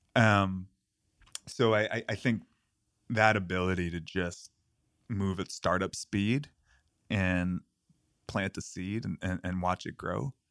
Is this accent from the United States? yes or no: yes; New York City, New York, United States; And I grew up in New York City. I grew up in Queens